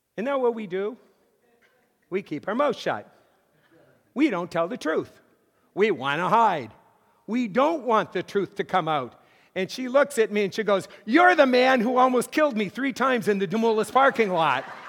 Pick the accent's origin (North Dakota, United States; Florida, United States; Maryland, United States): North Dakota, United States; Mott; moved away as an adult; also born or lived in Massachusetts / Fort Wayne; I grew up in North Dakota